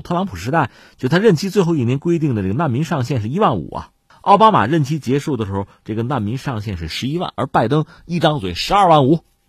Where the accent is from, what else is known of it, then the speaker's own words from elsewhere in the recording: China; 作为中国人